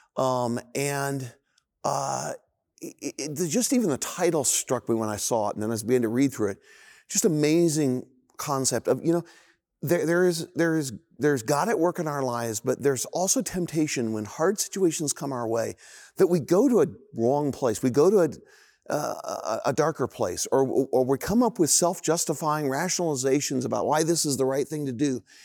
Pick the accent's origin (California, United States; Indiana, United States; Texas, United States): Indiana, United States; Indianapolis; I grew up in Indianapolis in, uh, this kinda idyllic, incredible neighborhood